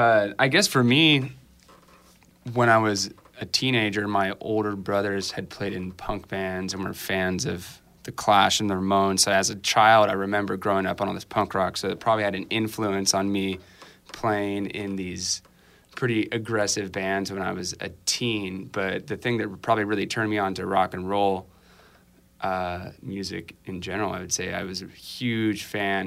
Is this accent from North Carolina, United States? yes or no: no; Santa Ana, California, United States; Santa Ana.